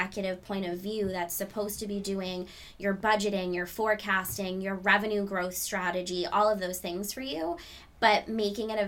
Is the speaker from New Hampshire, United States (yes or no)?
yes; New Hampshire, United States; I grew up in New Hampshire